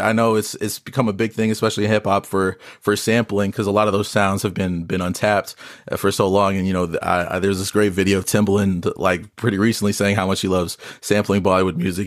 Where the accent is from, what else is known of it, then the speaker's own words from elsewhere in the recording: Las Vegas, Nevada, United States; I'm a artist, born and raised in Vegas